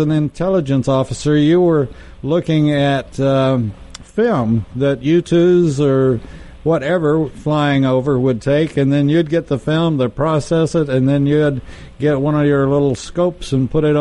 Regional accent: Texas, United States; I'm from Texas

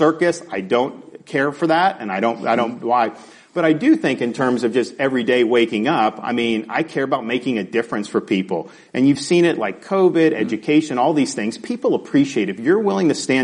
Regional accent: Tampa, Florida, United States; I was born in Florida and grew up in the Tampa Bay area

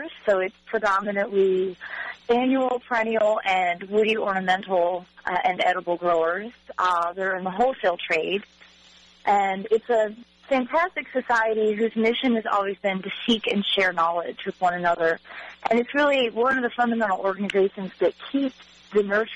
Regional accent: Michigan, United States; moved away as an adult; also born or lived in North Carolina; now in Fuquay-Varina, United States; I'm originally from Michigan

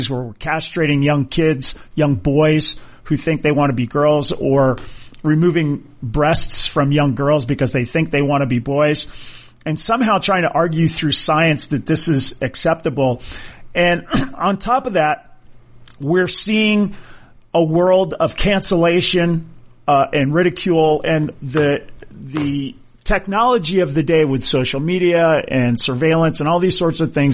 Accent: Hawaii, United States; as a kid growing up in Hawaii

